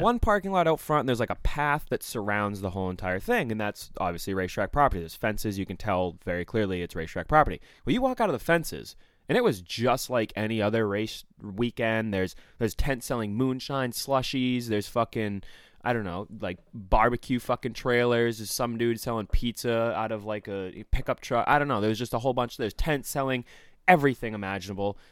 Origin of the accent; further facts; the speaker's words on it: Maine, United States; I'm from Maine, too.